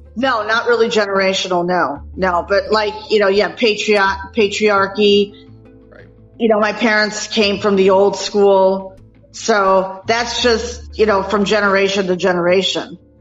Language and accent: English; Minnesota, United States; now in Saratoga Springs, United States; I was actually born and raised in Minnesota, and now I live in upstate New York in Saratoga Springs